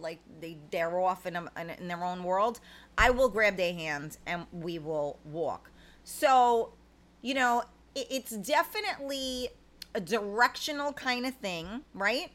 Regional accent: New York City, New York, United States; I grew up in the Bronx

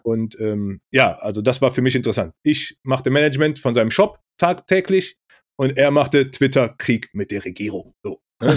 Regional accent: Rhineland, Germany; ich komme aus dem Rheinland

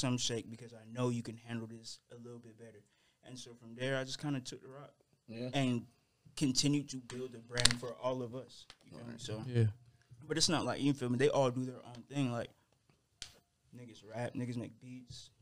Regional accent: Atlanta, Georgia, United States; also born or lived in Gwinnett / Douglasville; I'm originally from Atlanta, Georgia.

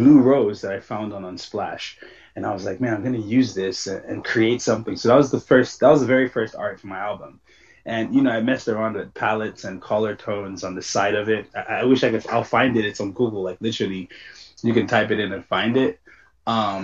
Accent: Lagos, Nigeria; I grew up in Lagos, Nigeria.

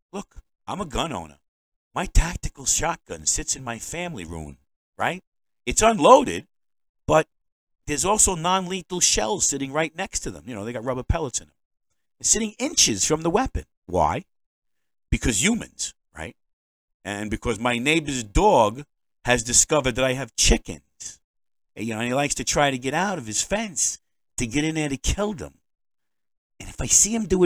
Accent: New York, United States; now in Maine, United States; I'm a New Yorker.

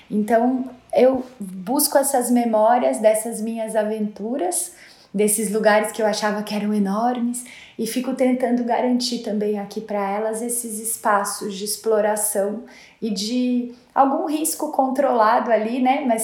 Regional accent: São Paulo, Brazil; Eu nasci e cresci aqui em São Paulo. É, eu morava num apartamento a cinco quadras da Avenida Paulista, então é, eu tive uma infância muito urbana, né?

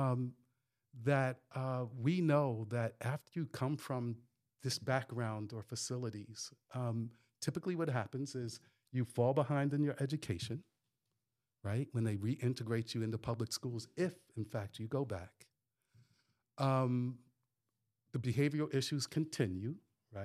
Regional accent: northern New Jersey, United States; moved away; also born or lived in New York; I grew up in New Jersey, uh, northern New Jersey, uh, did a little bit of time in New York

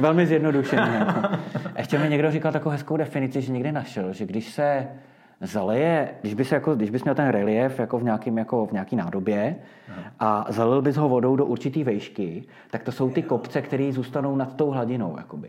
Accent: Prague, Czechia; moved away as an adult; now in Lusatian Mountains, Czech Republic; my jsme Pražáci původně

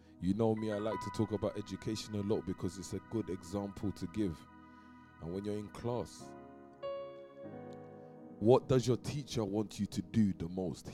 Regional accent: London, United Kingdom; because I'm from East London

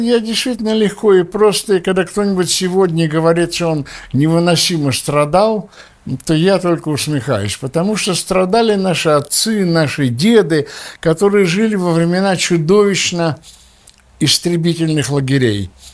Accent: Russia; moved away as an adult; now in Israel; мы все еще выходцы из России, мы все еще советские люди.

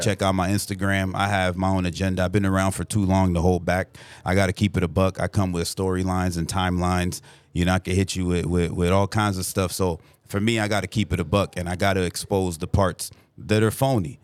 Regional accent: Burbank, California, United States; I'm from the Valley, eight one eight, Burbank, California

